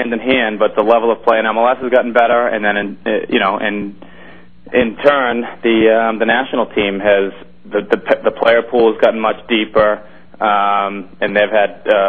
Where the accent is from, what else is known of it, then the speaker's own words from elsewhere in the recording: Massachusetts, United States; I've born and raised in Massachusetts